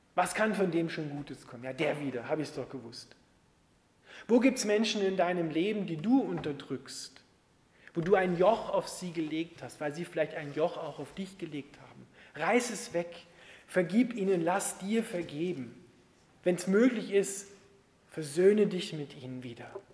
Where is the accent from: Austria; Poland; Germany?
Austria; bei uns in Österreich